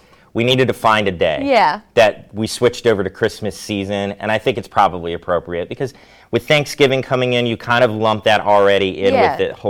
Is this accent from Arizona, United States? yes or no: no; Central Maryland, United States; growing up in Central Maryland, you know, not being too far from here